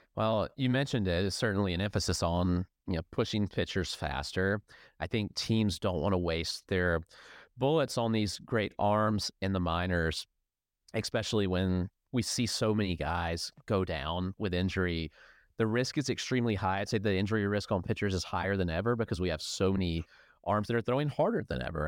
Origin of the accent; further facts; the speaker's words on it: near Atlanta, Georgia, United States; now in Greenville, United States; I grew up near Atlanta